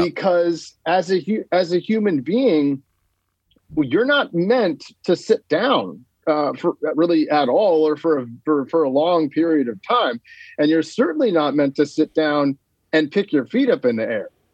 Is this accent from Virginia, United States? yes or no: no; Sonoma County, Northern California, United States; now in Los Angeles, United States; Sonoma County, like kind of where I grew up in NorCal